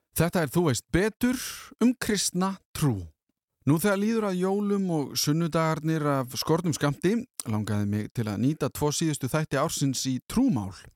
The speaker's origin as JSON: {"language": "Icelandic", "country": "Iceland", "said": "við Íslendingar"}